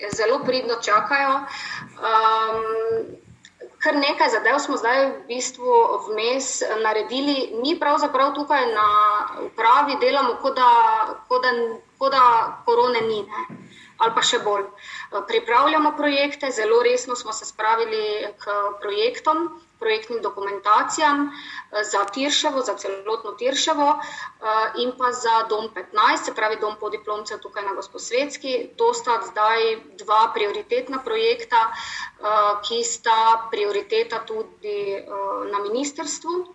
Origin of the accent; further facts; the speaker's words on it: Maribor, Drava, Slovenia; smo že tukaj, se pravi Mariborčani